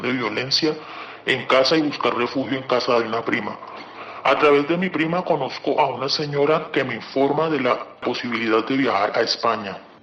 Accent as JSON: {"language": "Spanish", "country": "Colombia", "moved": "as an adult", "lives_now": "Spain"}